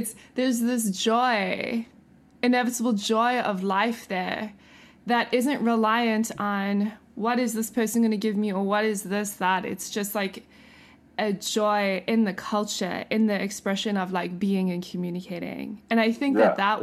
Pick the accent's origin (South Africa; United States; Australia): South Africa; moved away; I grew up in South Africa